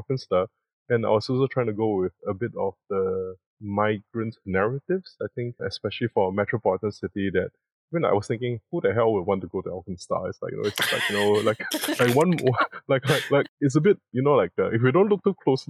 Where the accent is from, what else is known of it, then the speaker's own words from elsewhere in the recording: Singapore; my country, I come from Singapore